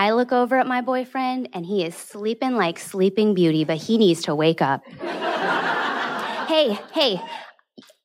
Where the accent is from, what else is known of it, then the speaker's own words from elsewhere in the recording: California, United States; now in Hong Kong; my home state of California